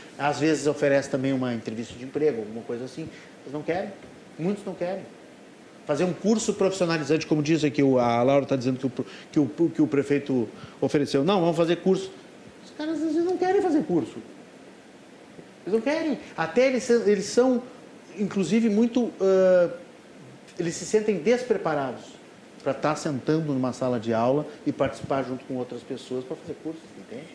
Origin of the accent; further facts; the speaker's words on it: Rio Grande do Sul, Brazil; nós que somos gaúchos